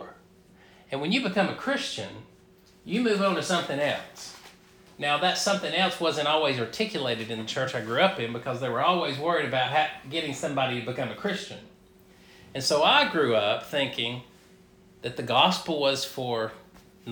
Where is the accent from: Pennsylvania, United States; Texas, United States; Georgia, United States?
Georgia, United States; North; I grew up a Baptist in North Georgia.